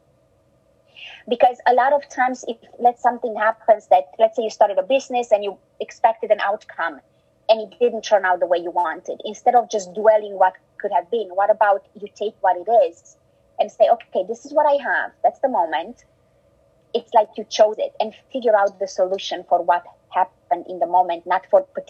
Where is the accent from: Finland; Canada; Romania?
Romania; English is a second language; also born or lived in Germany; now in United States; I was born in Romania, in a communist country where we didn't have much.